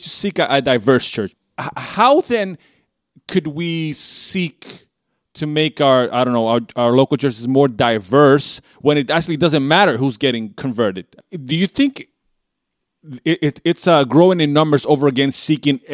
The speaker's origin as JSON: {"language": "English", "country": "Bolivia", "tie": "born or raised there", "moved": "yes", "said": "I was born and raised in Bolivia"}